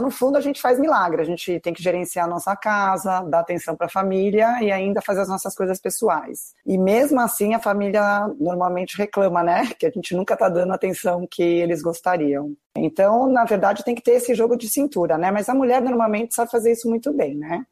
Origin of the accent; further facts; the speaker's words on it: São Paulo, Brazil; sou paulistana